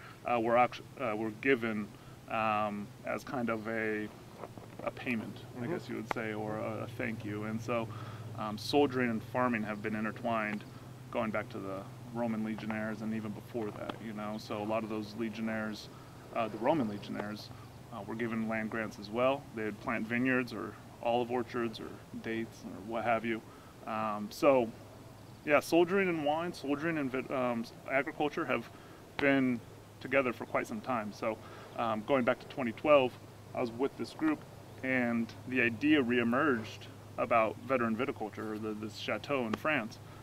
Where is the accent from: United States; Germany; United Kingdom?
United States; Forest Grove, Oregon; I'm from Oregon. I grew up in Forest Grove